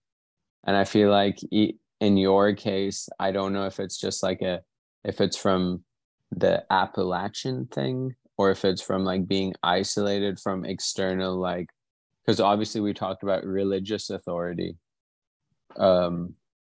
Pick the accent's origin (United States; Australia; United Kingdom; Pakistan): Pakistan; I'm Pakistani